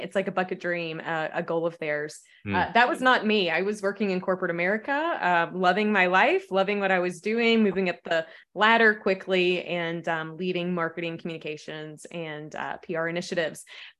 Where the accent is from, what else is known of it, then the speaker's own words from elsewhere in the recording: the South, United States; I'm a Southerner. So we have, you know, really interesting phrases down here.